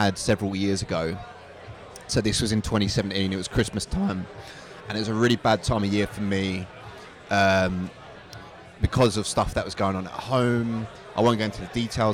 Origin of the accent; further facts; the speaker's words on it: Basildon, East of England, United Kingdom; also born or lived in Chelmsford; I'm from Essex. Originally grew up in Basildon, but I moved out to Chelmsford